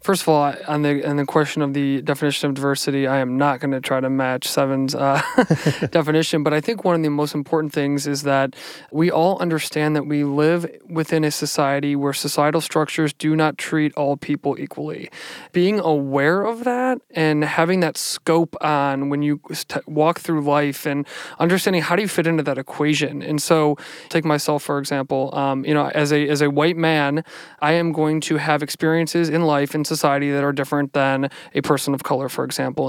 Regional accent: Cleveland, Ohio, United States; also born or lived in Madrid, Spain; I grew up on Cleveland's northeast side in the North Collingwood neighborhood.

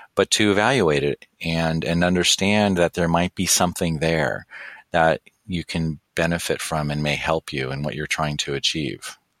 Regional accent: Santa Monica, California, United States; I grew up in Los, in Santa Monica and I was at UCLA in college

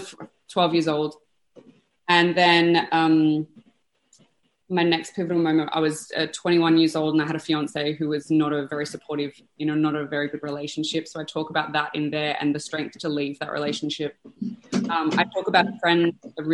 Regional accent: Australia; I am from Australia

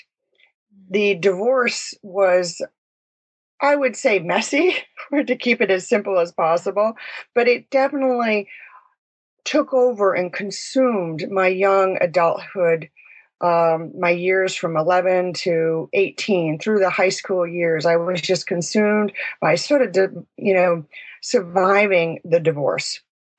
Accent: Vermont, United States; I was born and raised in Vermont.

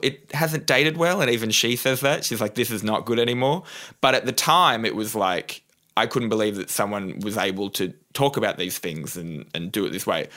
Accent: Newcastle, New South Wales, Australia; I grew up in Newcastle, New South Wales, on the coast.

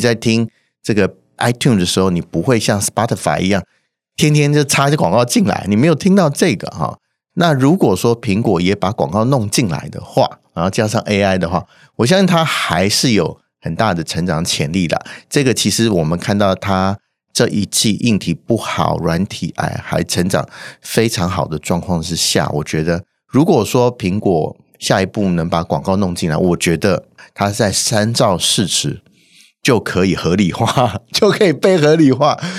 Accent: Taiwan; 我们台湾人还有感到贡献的

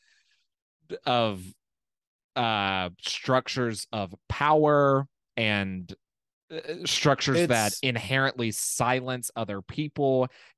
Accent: Birmingham, Alabama, United States; I'm from Birmingham.

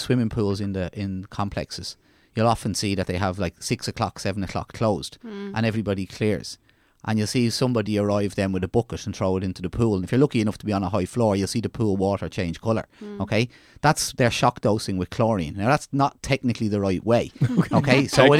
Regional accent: Ireland; It's as Irish people go abroad and see the standard of what's food, what's healthy food, what's leisure facilities, we're bringing that back and expecting it in Ireland, okay?

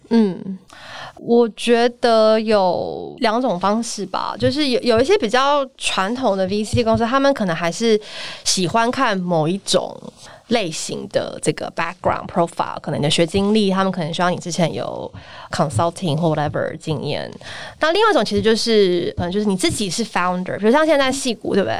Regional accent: Taiwan; moved away as an adult; 回到台湾来，然后创业

